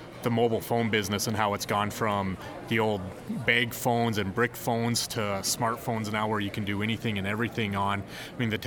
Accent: Wolf Point, Montana, United States; also born or lived in Williston, North Dakota; now in Bismarck, United States; Grew up and went to high school in Wolf Point, Montana

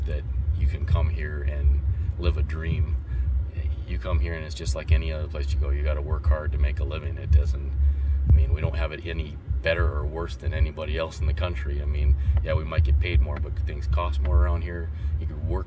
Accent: Dickinson, North Dakota, United States; From here.

